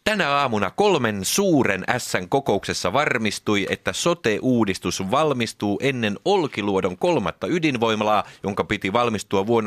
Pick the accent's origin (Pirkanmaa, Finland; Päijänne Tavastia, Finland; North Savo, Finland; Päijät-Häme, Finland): Päijät-Häme, Finland; Hollola; Ja meillä Hollolassa on tapana lausua palindromit myös takaperin.